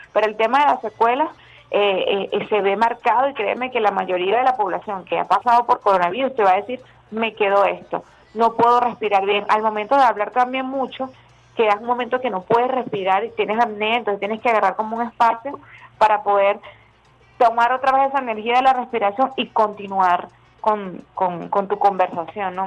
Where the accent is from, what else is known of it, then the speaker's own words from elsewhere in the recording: Venezuela; nosotros los venezolanos